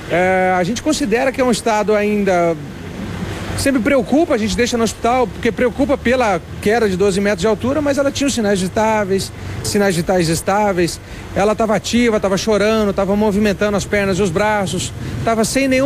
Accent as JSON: {"language": "Portuguese", "town": "São João", "country": "Brazil", "said": "É, bom dia, sou da cidade de São João."}